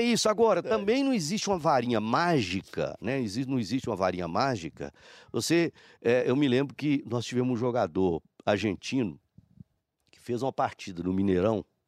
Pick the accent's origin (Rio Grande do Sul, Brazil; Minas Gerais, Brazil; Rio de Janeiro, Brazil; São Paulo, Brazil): Minas Gerais, Brazil; Patos de Minas; moved away; eu, Patos de Minas, é minha terra